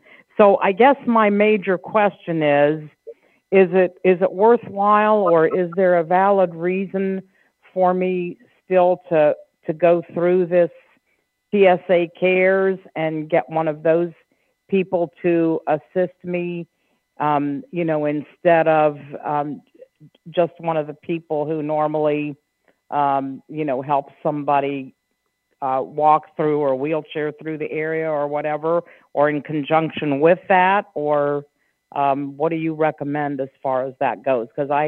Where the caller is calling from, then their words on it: Winter Springs, Florida, United States; I'm in the Orlando area, Winter Springs, Florida.